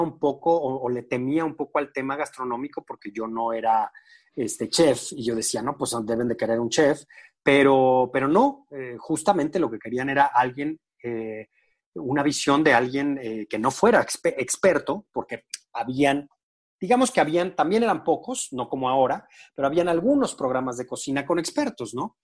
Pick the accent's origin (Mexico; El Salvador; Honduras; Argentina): Mexico; San Luis Potosí; yo soy de San Luis Potosí